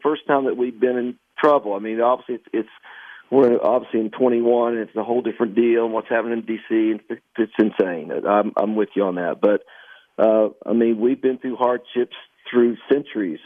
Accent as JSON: {"language": "English", "town": "Canova", "region": "West Virginia", "country": "United States", "tie": "born or raised there", "said": "my hometown of Canova, West Virginia"}